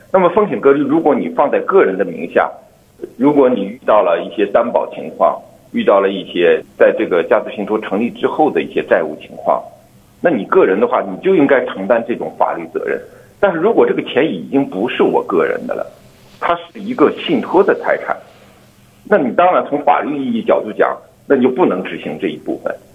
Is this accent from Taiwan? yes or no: no; China; 对于我们中国人来说